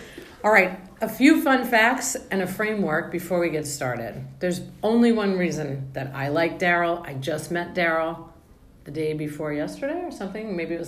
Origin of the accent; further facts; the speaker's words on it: Long Island, New York, United States; moved away; So I am from Long Island, because that's how they say it there. But my parents are from Ireland, so I was not allowed to speak that way. So my dialect is strange because